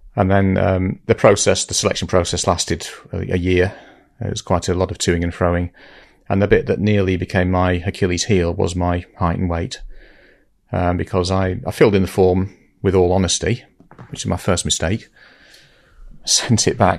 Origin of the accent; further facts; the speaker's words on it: Lytham St Annes, North West England, United Kingdom; moved away as an adult; also born or lived in London; if you're from Lytham, you like to call it Lytham